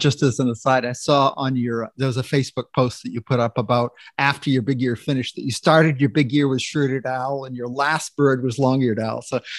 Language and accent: English; Maine, United States; now in Florida, United States; I grew up in Maine.